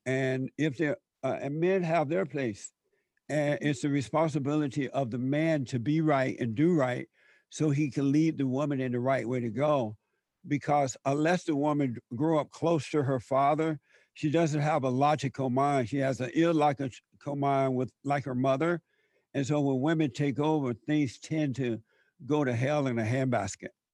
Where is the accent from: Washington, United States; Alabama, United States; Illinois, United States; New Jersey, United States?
Alabama, United States; growing up in Alabama before the civil rights movement